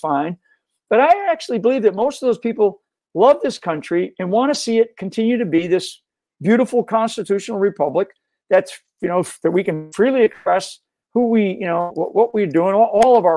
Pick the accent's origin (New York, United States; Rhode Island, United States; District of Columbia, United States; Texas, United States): Rhode Island, United States; I grew up in Rhode Island, stayed around, heavily Democrat